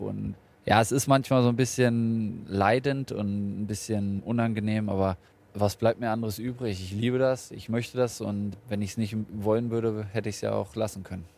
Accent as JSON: {"language": "German", "town": "Hanover", "region": "Lower Saxony", "country": "Germany", "tie": "born or raised there", "moved": "yes", "lives_now": "Bremen, Germany", "said": "Meine Heimat ist Hannover"}